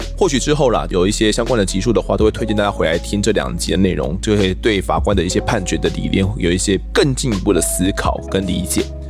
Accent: Mituo, Kaohsiung, Taiwan; 因为我是住弥陀啊

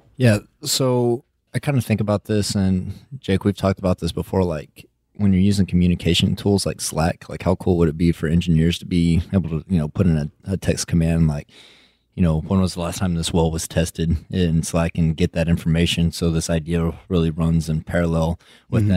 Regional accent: West Texas, United States; accent: West Texas; my West Texas accent

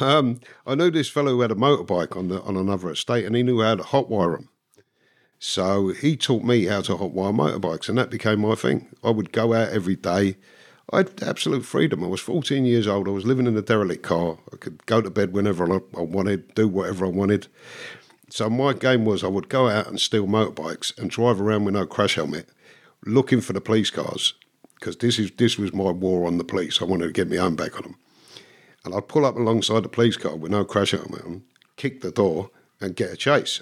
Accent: London, United Kingdom; moved away; I was born in London. My parents were Irish immigrants from Dublin.

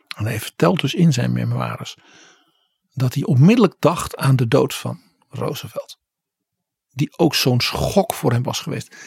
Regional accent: Netherlands; als Nederlander

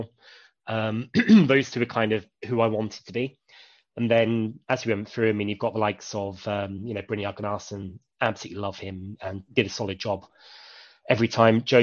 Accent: Reading, South East England, United Kingdom; I grew up in Tylehurst, Reading born and raised

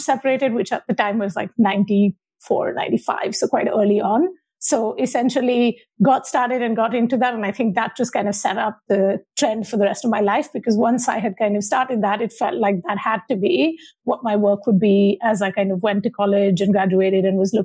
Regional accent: Mumbai, Maharashtra, India; moved away; I am originally from Bombay, now Mumbai in India, and grew up in kind of Bombay in the 80s and 90s.

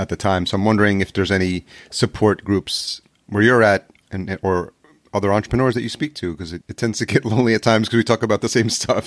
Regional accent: Yonkers, New York, United States; literally grew up in Yonkers, New York, which is the, the first city outside of New York City

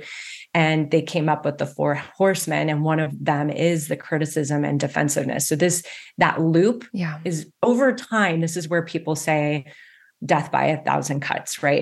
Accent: West Coast, United States; I grew up on the West Coast

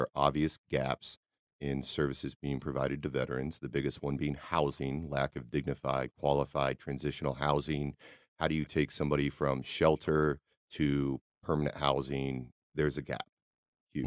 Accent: Kansas City, Missouri, United States; We're all from Kansas City

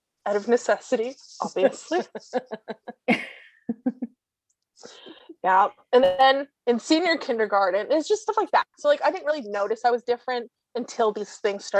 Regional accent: Toronto, Ontario, Canada; I grew up in SickKids pretty much

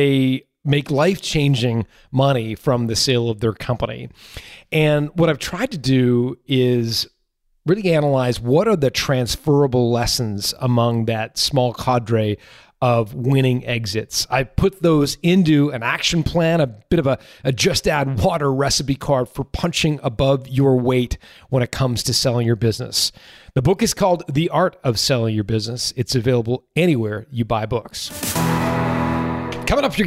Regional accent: Canada; as a Canadian

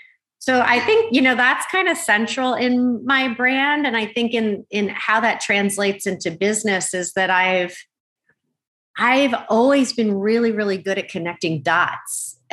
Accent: Malaysia; born there; Yeah, I mean, I was born in Malaysia.

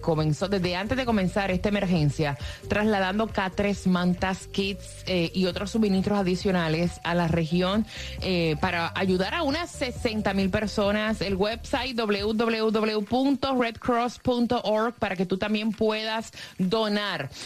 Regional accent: Puerto Rico; moved away as an adult; also born or lived in Orlando, Florida; Orlando fue mi primera casa cuando yo me fui de Puerto Rico

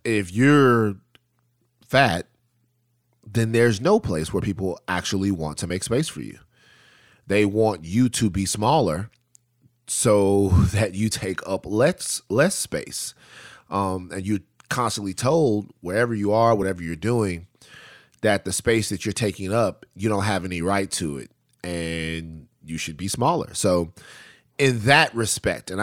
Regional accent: Baton Rouge, Louisiana, United States; moved away; I'm growing up in South Baton Rouge where I'm from

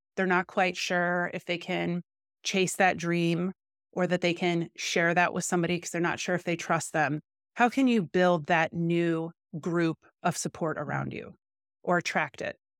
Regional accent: Midwest, United States; now in Los Angeles, United States; But I'm from the Midwest. I feel like that's a different mindset. Now I'm in LA.

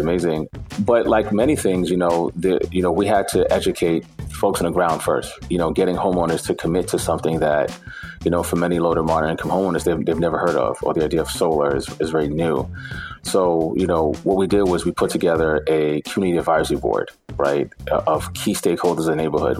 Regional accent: New York City, New York, United States; also born or lived in Bed-Stuy, Brooklyn; I was raised in East New York

